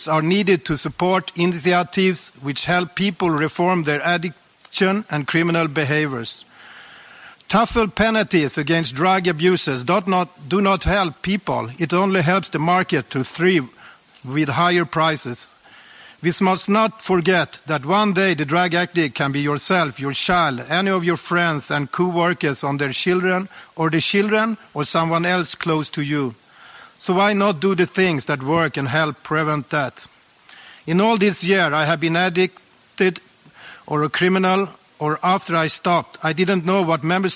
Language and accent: English; Sweden; I was born and raised in Sweden